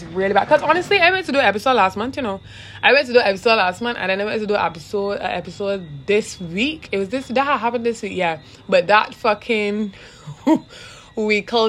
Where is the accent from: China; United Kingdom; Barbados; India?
Barbados; I am Barbadian. And if at any point in time I stray that I realize I'm probably too thick with my accent